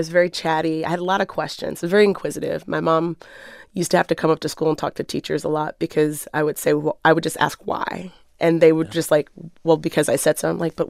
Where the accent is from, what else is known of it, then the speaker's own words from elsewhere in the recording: Waldorf, Maryland, United States; mostly I feel like wherever you go to prom is like where you're from. that for me, that was Maryland, Southern Maryland, and Waldorf.